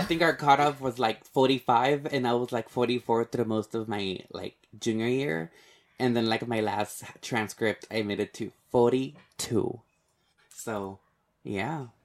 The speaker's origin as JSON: {"language": "English", "town": "Laredo", "region": "Texas", "country": "United States", "tie": "born or raised there", "said": "I grew up in Laredo, and of course, it's, like, how Amber said, it's, like, more than ninety-five percent Hispanic or Mexican-American"}